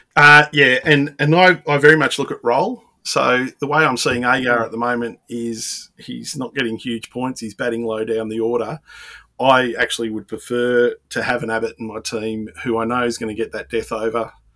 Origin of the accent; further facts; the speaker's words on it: Melbourne, Victoria, Australia; I'm from Melbourne